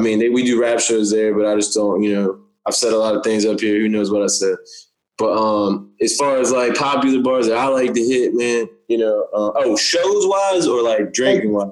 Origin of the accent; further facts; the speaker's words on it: Windsor, Virginia, United States; moved away; also born or lived in Norfolk, Virginia; I'm from Windsor near Suffolk